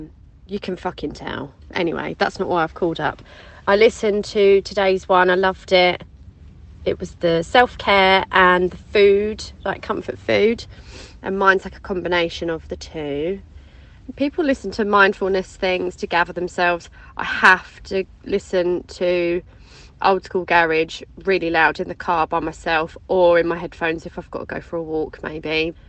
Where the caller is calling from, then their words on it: Harlow, East of England, United Kingdom; I'm calling from Tesco Car Park in Harlow, Essex.